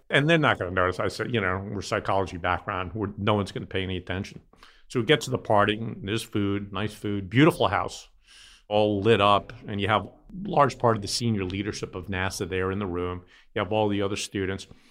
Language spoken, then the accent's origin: English; New York City, New York, United States; I grew up in Brooklyn